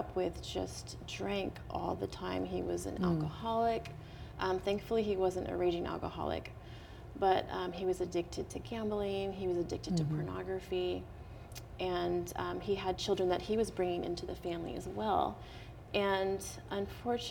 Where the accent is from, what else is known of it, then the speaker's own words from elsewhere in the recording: Portland, Oregon, United States; also born or lived in Dallas, Texas; now in California, United States; I grew up in Portland, Oregon